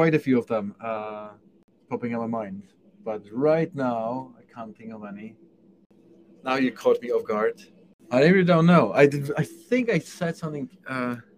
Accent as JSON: {"language": "English", "country": "Czechia", "moved": "yes", "said": "I come from Czech Republic"}